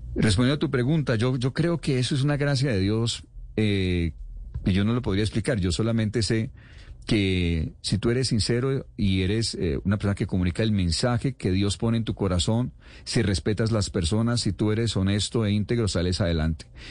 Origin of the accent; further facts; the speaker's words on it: Cali, Valle del Cauca, Colombia; Yo soy caleño